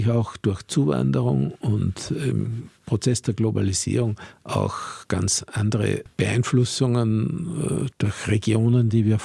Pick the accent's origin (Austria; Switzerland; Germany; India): Austria; Salzburg; born or raised there